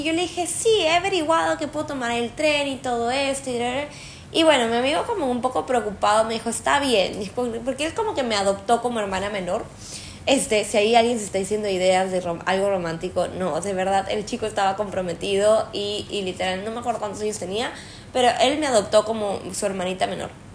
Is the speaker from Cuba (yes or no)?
no; Peru; moved away; yo que soy peruana